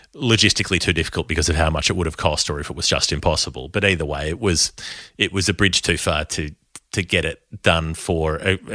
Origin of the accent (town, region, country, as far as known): Australia